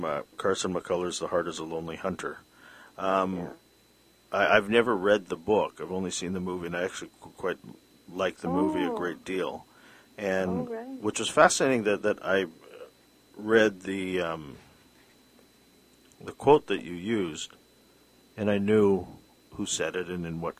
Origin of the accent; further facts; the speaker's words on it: Philippines; now in Vancouver, Canada; I'm Filipino